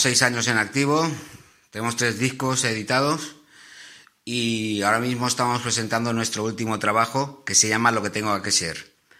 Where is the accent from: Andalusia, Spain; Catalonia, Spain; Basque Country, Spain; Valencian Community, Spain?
Catalonia, Spain; El Vendrell; Soy una banda de Vendrell, Tarragona, España